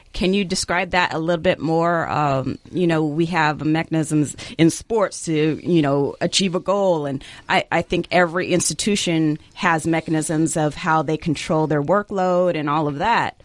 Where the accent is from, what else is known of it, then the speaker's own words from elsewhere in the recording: Jamaica; I'm, I'm Jamaican